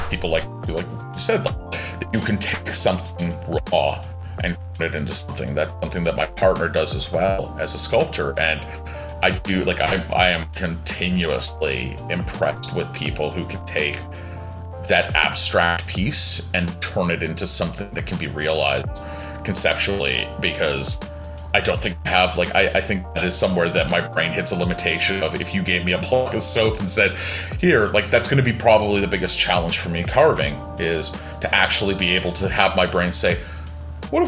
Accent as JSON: {"language": "English", "country": "Canada", "also_born_or_lived": "Toronto / Japan", "said": "I am in Canada. I'm Canadian."}